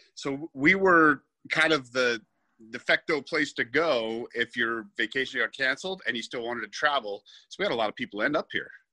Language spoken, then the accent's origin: English; Salt Lake City, Utah, United States; now in St. George, United States; I grew up in the Salt Lake area